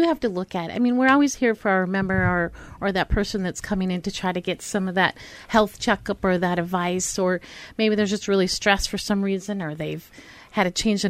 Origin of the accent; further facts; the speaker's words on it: Pine Island, Minnesota, United States; moved away; Yeah, I'm from Pine Island.